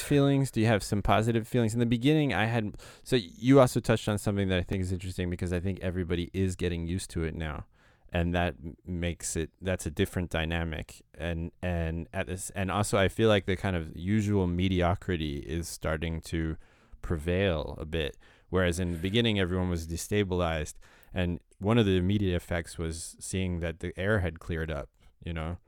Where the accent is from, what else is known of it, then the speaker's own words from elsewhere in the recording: United States; I grew up in America